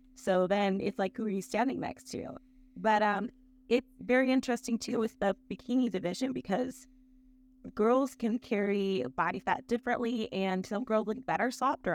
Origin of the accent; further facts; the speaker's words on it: Akron, Ohio, United States; I'm from Akron, Ohio, so it's kind of a big deal for us Ohioans